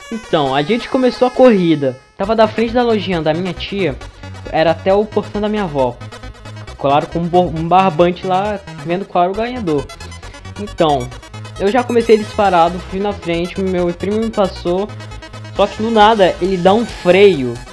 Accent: Eirunepé, Amazonas, Brazil; quem me conhece sabe que eu sou de Irunepé, uma cidadezinha perto de Manaus, perto do Acre também.

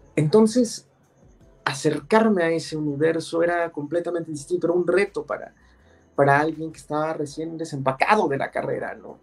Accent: San Juan del Río, Querétaro, Mexico; el lugar de donde yo soy, que soy de San Juan del Río Querétaro

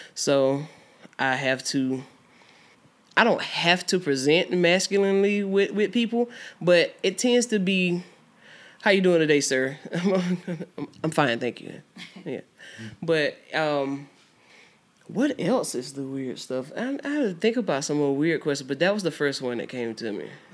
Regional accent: Albany, Georgia, United States; also born or lived in Houston County, Georgia; I'm from Albany, Georgia. Um, not born, but raised in Albany, Georgia

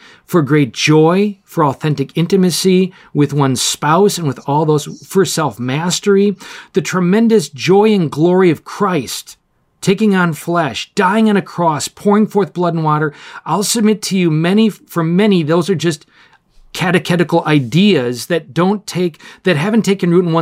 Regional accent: Oshkosh, Wisconsin, United States; When I was a child growing up in Oshkosh, Wisconsin

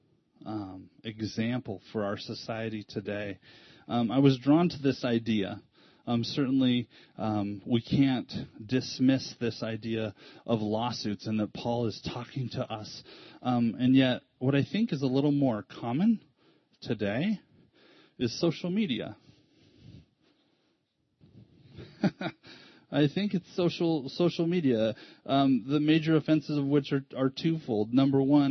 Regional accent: United States; an American

